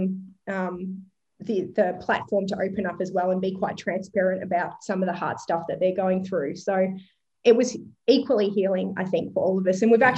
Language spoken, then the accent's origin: English; Longford, Victoria, Australia; moved away as an adult; also born or lived in Melbourne; I'm an eighth generation Gippslandian, so my family has been there for eight generations, and I grew up in Longford on a small hobby farm